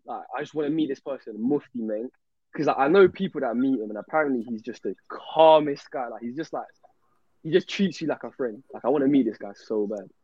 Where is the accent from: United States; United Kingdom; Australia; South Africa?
United Kingdom; London; I'm from South London